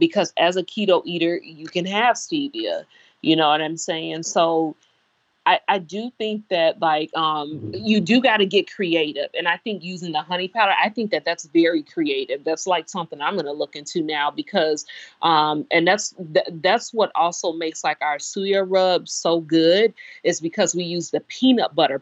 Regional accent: Chicago, Illinois, United States; I'm from Chicago, so you have neighborhoods that are food deserts

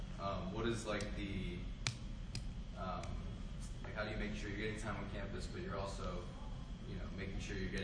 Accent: Philadelphia, Pennsylvania, United States; now in Worcester, United States; Yeah, I grew up in the Philly church.

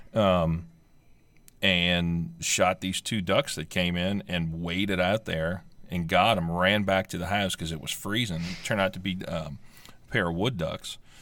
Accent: South Louisiana, United States; we grew up in South Louisiana

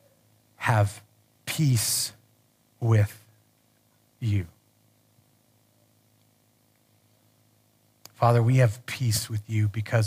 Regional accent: United States; I'm American

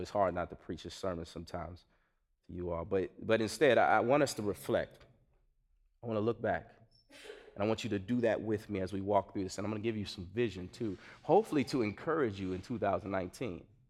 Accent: Gary, Indiana, United States; now in Chicago, United States; I grew up in Gary, Indiana

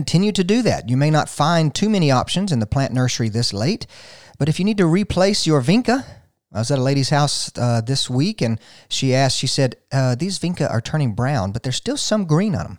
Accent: Gainesville, Georgia, United States; I left my hometown of Gainesville, just south of here

